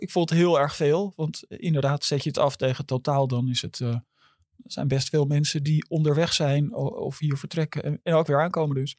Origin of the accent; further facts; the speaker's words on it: Amsterdam, North Holland, Netherlands; al mijn hele leven in Amsterdam